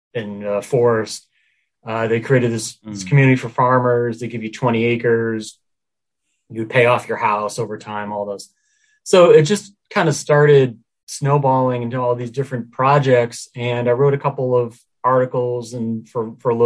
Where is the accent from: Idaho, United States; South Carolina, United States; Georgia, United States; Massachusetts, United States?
Massachusetts, United States; Worcester area, central; moved away; I'm more from the Worcester area. It's central Mass, small town. So I grew up in a small town